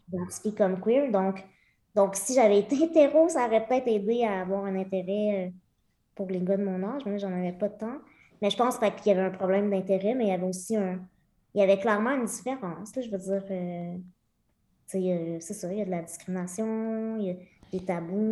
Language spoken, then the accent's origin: French; Lemieux, Quebec, Canada; Je suis née à Québec, mais à l'âge de huit mois, mes parents ont déménagé à Lemieux, qui est un petit village de moins de 300 personnes dans la région de Victoriaville, euh, donc le centre du Québec